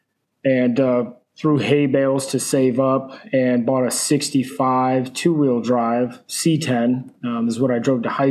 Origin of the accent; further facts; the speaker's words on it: rural Pennsylvania, United States; now in Kannapolis, United States; I originally grew up in very rural Pennsylvania, right on the border of Pennsylvania, upstate New York